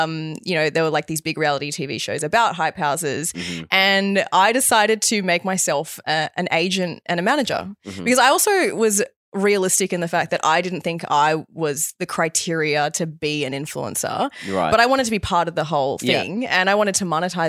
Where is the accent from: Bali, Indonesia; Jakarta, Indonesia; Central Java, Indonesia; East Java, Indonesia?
Bali, Indonesia; I grew up in Bali. Dad's Balinese. You know, yeah, mum homeschooled me, met you in Bali.